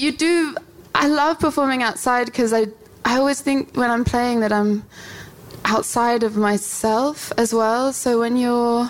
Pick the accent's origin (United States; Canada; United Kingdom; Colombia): United Kingdom; London; I'm from South London